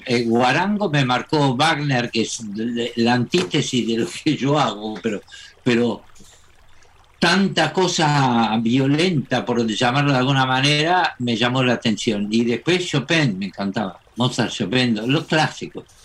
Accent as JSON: {"language": "Spanish", "country": "Argentina", "said": "yo soy argentino"}